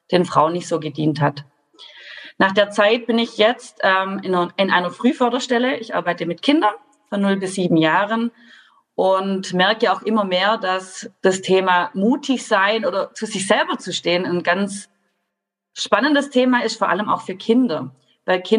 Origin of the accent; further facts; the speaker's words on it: Baden-Württemberg, Germany; ich komme aus Baden-Württemberg, das hört ihr bestimmt an meinem Dialekt.